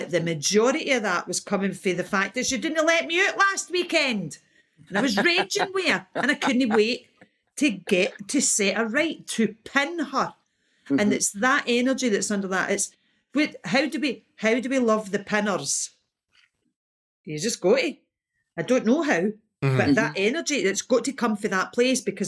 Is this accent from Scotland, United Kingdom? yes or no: yes; Ayr, Scotland, United Kingdom; I was brought up in Ayr